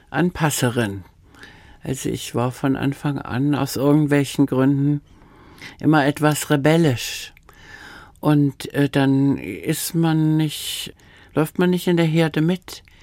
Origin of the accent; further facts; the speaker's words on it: Austria; accent: Austrian; first language Austrian German; Ich weiß, meine Mutter hat mir erzählt, dass meine erste Sprache, ich habe Österreichisch gesprochen.